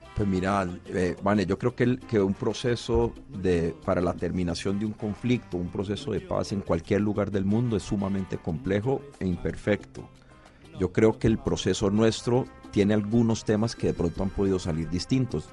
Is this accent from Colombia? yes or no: yes; Cali, Valle del Cauca, Colombia; yo como caleño